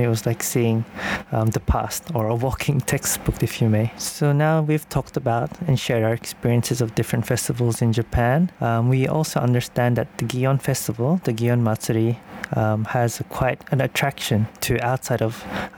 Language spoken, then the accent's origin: English; Sydney, New South Wales, Australia; I come from Sydney, Australia